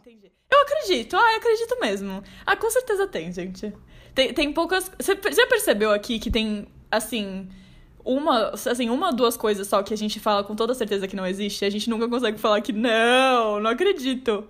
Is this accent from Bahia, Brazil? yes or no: no; São Paulo, Brazil; muita gente que mora em São Paulo e nunca saiu de São Paulo, que no caso sou eu